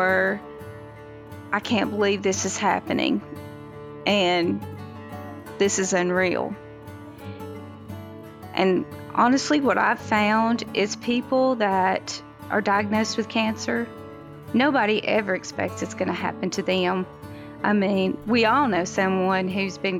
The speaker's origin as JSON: {"language": "English", "area": "Sevier County", "region": "Tennessee", "country": "United States", "tie": "born or raised there", "said": "I was born and raised in Surry County, Tennessee."}